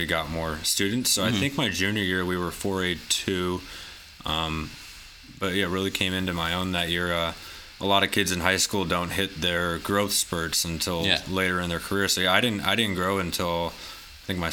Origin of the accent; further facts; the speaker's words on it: Chandler, Arizona, United States; also born or lived in Pennsylvania / Atlanta / San Francisco; I grew up right in Chandler, Arizona, which is actually the hometown of Cody Bellinger